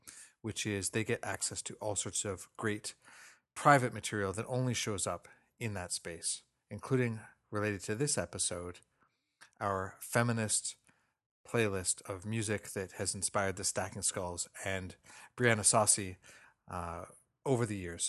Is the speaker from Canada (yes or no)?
yes; Toronto, Ontario, Canada; I come from a Scottish background, even though I was born and raised in Toronto